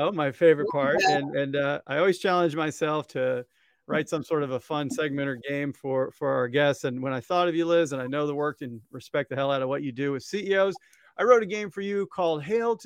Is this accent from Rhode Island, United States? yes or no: no; Columbia, Missouri, United States; the high school where I went in Columbia, Missouri. And you know I'm from Missouri because that's how I say it